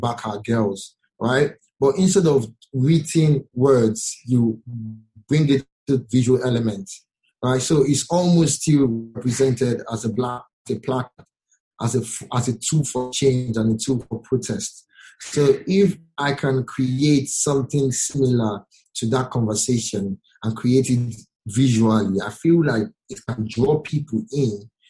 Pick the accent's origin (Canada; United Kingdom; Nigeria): Nigeria; I'm a Nigerian